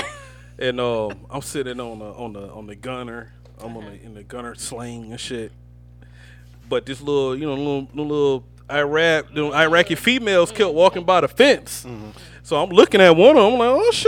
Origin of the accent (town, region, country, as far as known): Georgia, United States; born or raised there; also born or lived in California